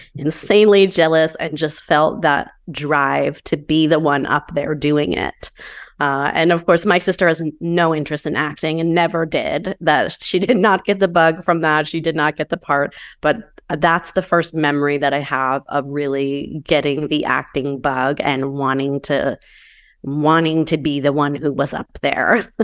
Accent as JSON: {"language": "English", "region": "Maine", "country": "United States", "tie": "born or raised there", "also_born_or_lived": "New Hampshire", "moved": "yes", "lives_now": "Southern California, United States", "said": "I grew up in Maine and then New Hampshire, and I currently live in Southern California."}